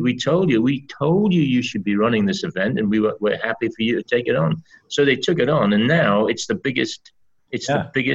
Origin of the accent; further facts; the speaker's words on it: Berwick-upon-Tweed, North East England, United Kingdom; moved away as an adult; also born or lived in Birmingham; my hometown of Berwick